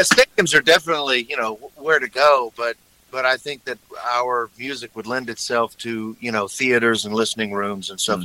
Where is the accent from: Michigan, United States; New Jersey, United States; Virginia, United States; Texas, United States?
Texas, United States; moved away; I'm from Texas